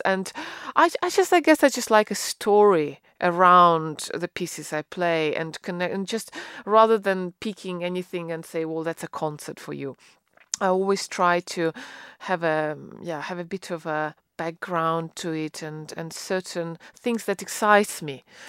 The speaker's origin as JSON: {"language": "English", "country": "Russia", "tie": "born or raised there", "moved": "yes", "lives_now": "United Kingdom", "said": "I grew up in Russia"}